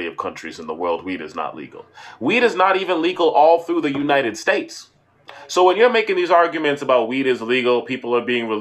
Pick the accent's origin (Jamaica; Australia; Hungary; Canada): Canada; Being a Canadian